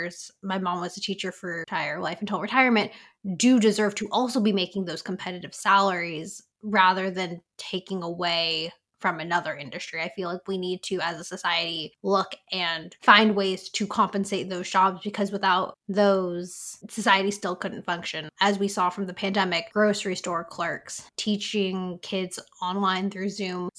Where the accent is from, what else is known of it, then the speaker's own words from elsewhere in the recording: San Francisco, California, United States; growing up in the Bay Area. And then a lot of these buildings and startups and tech companies came to the city when I was away at college. So coming back, San Francisco is no longer the San Francisco that I knew as a child.